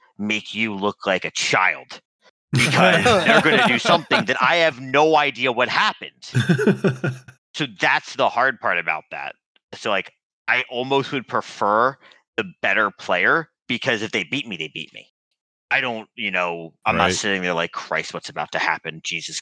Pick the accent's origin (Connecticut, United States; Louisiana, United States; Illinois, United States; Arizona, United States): Connecticut, United States; Stamford; I grew up in Stamford, Connecticut